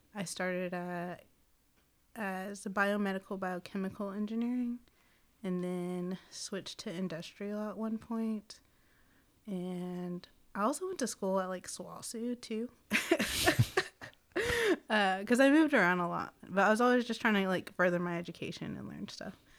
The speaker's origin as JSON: {"language": "English", "town": "Seminole", "region": "Oklahoma", "country": "United States", "tie": "born or raised there", "also_born_or_lived": "Chickasaw Country", "said": "I was raised in Seminole, Oklahoma"}